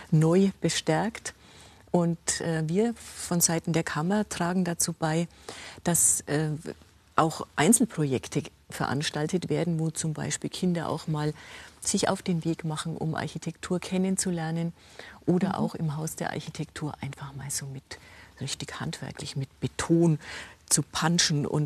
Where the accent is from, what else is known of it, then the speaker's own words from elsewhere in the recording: Rosenheim, Bavaria, Germany; Sehen Sie, ich komme aus Rosenheim. Wir hatten eine Landesgartenschau.